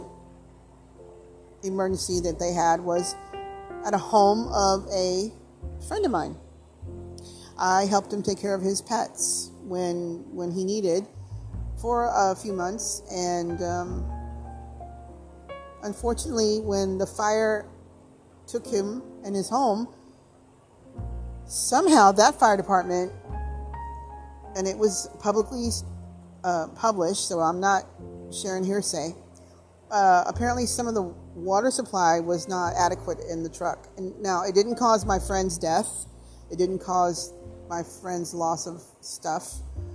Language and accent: English; Brookshire, Texas, United States; My experience here in my hometown, the town I was raised up in, and the neighborhood I still live in from childhood